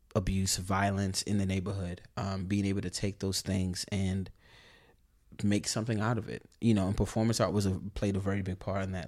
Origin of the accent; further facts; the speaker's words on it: New York City, New York, United States; Born in the eighties, born in eighty-three in the Bronx